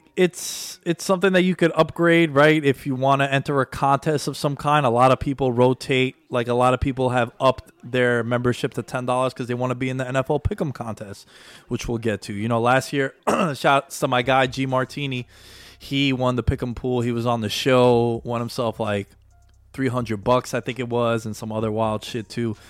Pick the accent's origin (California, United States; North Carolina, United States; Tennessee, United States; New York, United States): New York, United States; New York City; now in Long Island, United States; Born and raised in Queens. I live in Long Island, but I'm a Queens boy at heart.